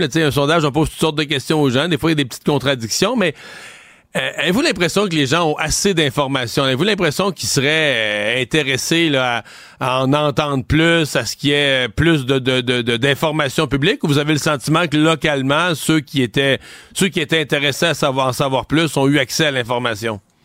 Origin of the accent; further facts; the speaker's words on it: Cacouna, Quebec, Canada; j'ai grandi à Kakuna, le village d'à côté